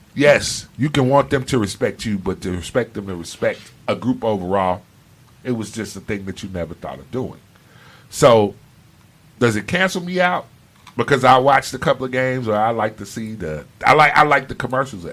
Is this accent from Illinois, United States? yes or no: yes; Chicago, Illinois, United States; moved away as an adult; now in South Florida, United States; I was born and raised in Chicago. Yes, I lived there 18 years.